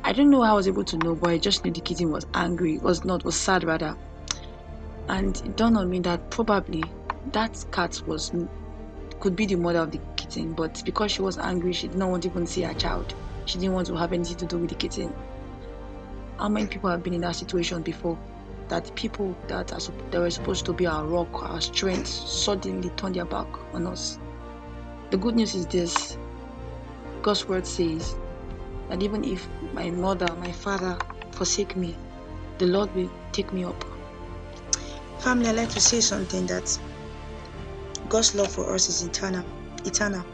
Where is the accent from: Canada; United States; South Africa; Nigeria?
Nigeria; from my home country, Nigeria